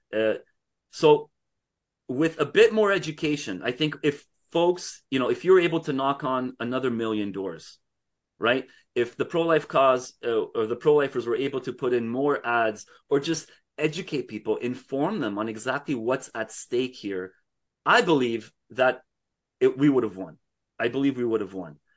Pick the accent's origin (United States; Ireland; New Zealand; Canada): Canada; I'm speaking as a Canadian